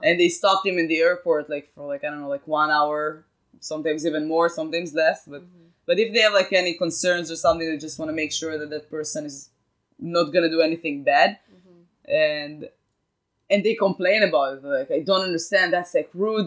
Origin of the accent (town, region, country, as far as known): Israel; accent: Israeli; English is a second language; moved away as an adult; also born or lived in Tel Aviv, Israel; now in Boston, United States